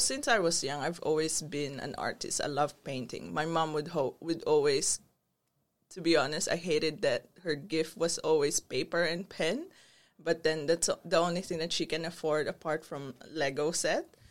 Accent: Philippines; moved away as an adult; also born or lived in Brunei; now in Australia; growing up in the Philippines, you wouldn't believe that I was that rebellious kid

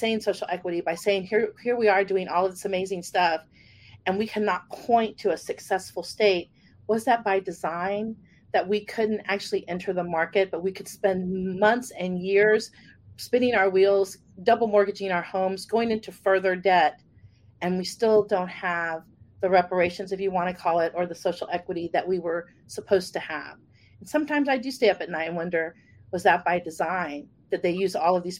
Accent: Texas, United States; because I'm from Texas and I spent a lot of time in Oklahoma

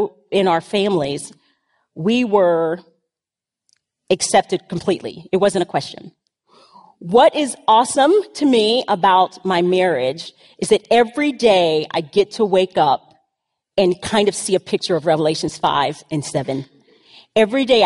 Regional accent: the South, United States; I grew up in the South

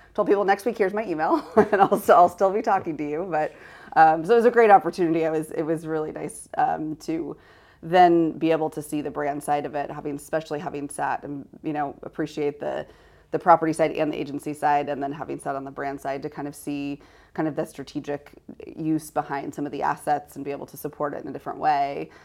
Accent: Sacramento, California, United States; I grew up in Sacramento

